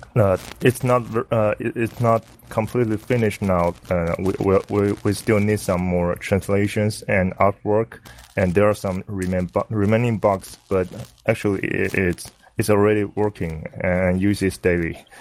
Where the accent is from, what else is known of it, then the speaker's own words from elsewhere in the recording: Taiwan; I'm from Taiwan